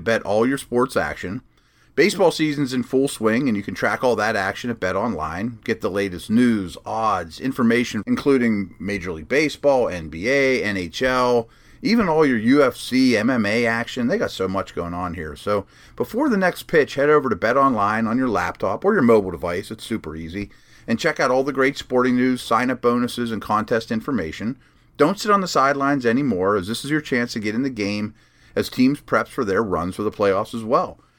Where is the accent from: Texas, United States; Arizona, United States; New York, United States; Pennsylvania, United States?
Pennsylvania, United States; Pittsburgh; growing up in Pittsburgh